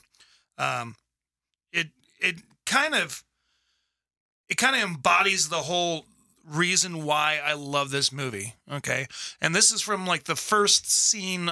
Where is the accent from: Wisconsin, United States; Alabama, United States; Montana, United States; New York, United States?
Montana, United States; we're from Montana